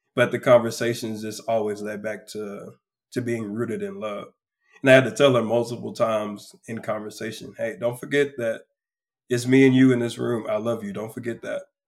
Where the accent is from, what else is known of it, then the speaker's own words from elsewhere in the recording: close to Houston, South Texas, United States; I am a man from South Texas, uh, close to Houston, be exact. I'm a country boy. grew up basically on the water every weekend